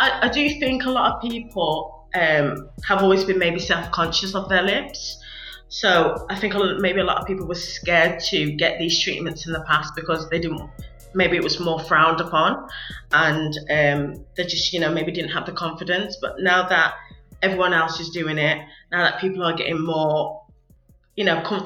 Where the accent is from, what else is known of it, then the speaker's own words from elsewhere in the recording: Wolverhampton, West Midlands, United Kingdom; moved away as an adult; also born or lived in Liverpool; Wolverhampton, with it being my hometown